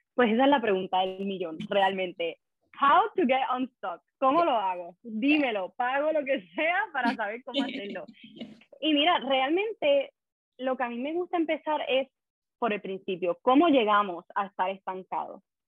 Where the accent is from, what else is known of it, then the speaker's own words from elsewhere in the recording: Puerto Rico; also born or lived in Madrid; now in Brussels, Belgium; yo soy de Puerto Rico también